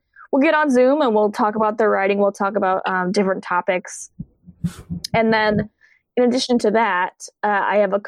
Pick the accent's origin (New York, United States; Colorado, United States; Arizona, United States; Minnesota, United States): Colorado, United States; moved away; I'm from Colorado